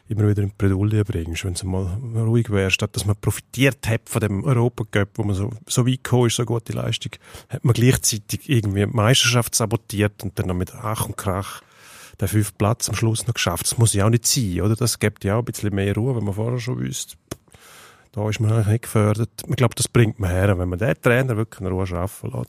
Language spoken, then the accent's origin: German; Switzerland; Wir, wir kleinen Schweizer haben so gute Tennisspieler.